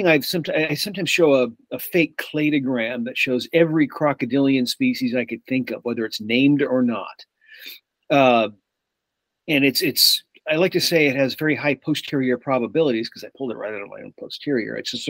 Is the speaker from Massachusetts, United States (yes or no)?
yes; Massachusetts, United States; also born or lived in New Jersey; I'm from the East Coast originally, Massachusetts and New Jersey, but I went to college at the University of Iowa.